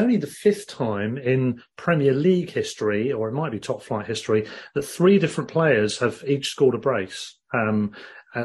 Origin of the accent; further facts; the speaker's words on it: Glasgow, Scotland, United Kingdom; and I'm Glaswegian. I mean, that really does sound like a foreign language if you get a strong accent on that one.